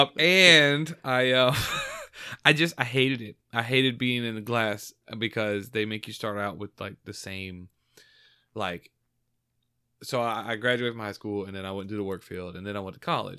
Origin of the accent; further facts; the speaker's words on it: Georgia, United States; born and raised in Georgia